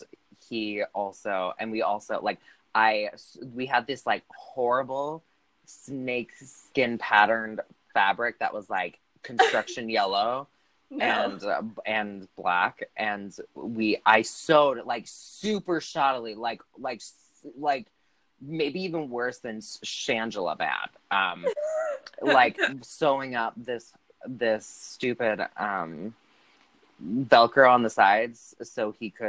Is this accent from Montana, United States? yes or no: yes; Montana, United States; as a gay kid growing up in Montana